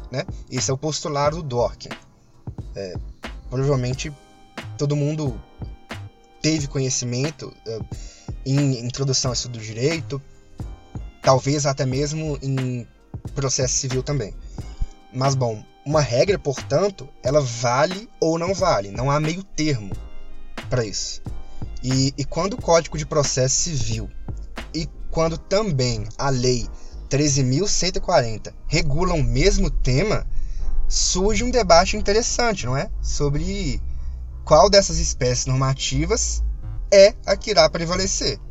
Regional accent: Minas Gerais, Brazil; accent: mineirês; desculpa pelo mineirês

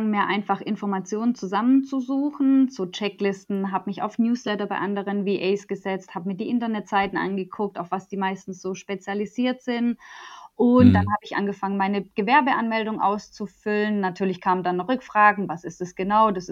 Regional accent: Stuttgart, Baden-Württemberg, Germany; born there; ich bin 31, ähm, ich bin in Stuttgart geboren und lebe da noch immer. Ähm, ich liebe meine Heimat einfach

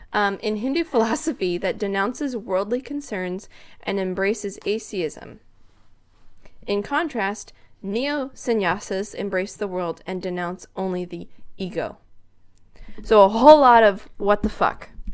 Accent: The Dalles, Oregon, United States; I grew up in the Dells

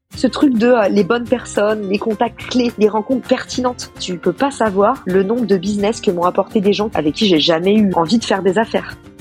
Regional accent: France; also born or lived in United States; quand on est français

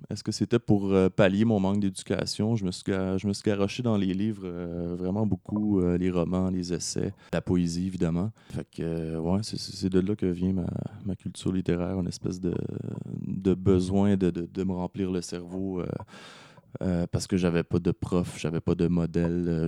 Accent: Laval, Quebec, Canada; j'ai grandi à Laval

